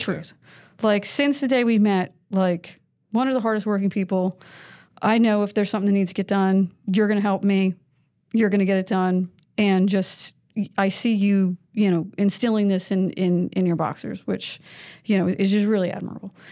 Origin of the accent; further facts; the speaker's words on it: New York, United States; moved away as an adult; also born or lived in Connecticut; now in South Carolina, United States; I grew up in New York